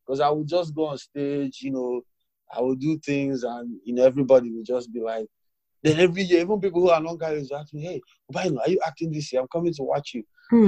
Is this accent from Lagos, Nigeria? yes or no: no; Owerri, Imo, Nigeria; also born or lived in Sokoto State / Ondo State; I was born in the North Sokoto State. Mm. I grew up in Owerri. Even while we were in Owerri, we would move to different places. And then in my secondary school, in my GSS2, we moved to Ondo State.